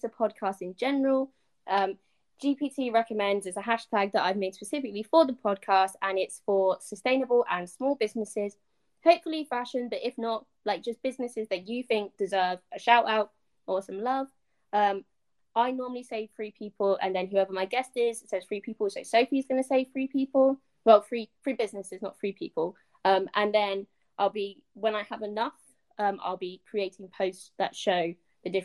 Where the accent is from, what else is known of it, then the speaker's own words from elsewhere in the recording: United Kingdom; we're British